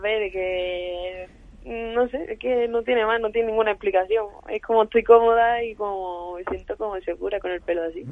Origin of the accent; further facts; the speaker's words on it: Málaga, Andalusia, Spain; now in Madrid, Spain; bajarme ya a mi tierra